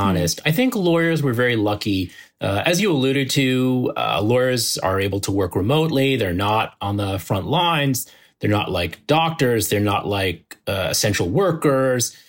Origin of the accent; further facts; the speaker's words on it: New Jersey suburbs, United States; moved away as an adult; now in Manhattan, United States; we grew up in the New Jersey suburbs